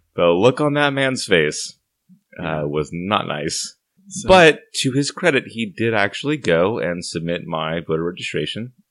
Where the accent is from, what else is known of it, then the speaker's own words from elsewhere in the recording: Santa Barbara, California, United States; moved away as an adult; now in Portland, United States; I left my hometown of Santa Barbara, California